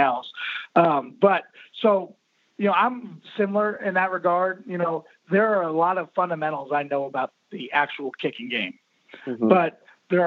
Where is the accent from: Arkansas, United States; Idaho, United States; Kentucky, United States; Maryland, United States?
Maryland, United States; now in Florida, United States; I'm actually from Maryland originally